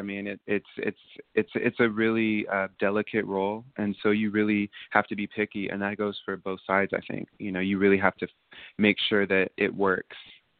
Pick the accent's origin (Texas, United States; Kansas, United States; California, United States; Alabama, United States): California, United States; I am a doula, a birth doula, and I'm from Northern California